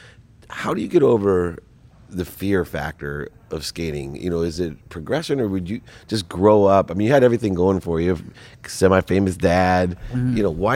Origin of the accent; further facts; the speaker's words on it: San Diego, California, United States; And I grew up in South Mission Beach, San Diego.